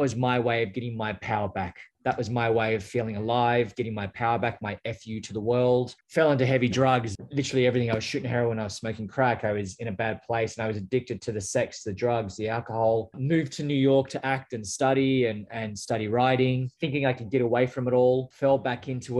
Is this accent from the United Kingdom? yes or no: no; Australia; moved away as an adult; now in United States; I grew up in a small little town just outside of Canberra